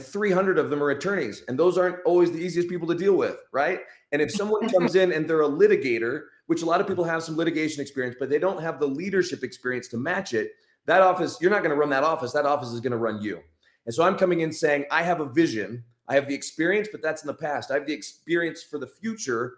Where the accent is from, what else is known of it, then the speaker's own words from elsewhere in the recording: Utah, United States; I'm from Utah, grew up in Utah, went to BYU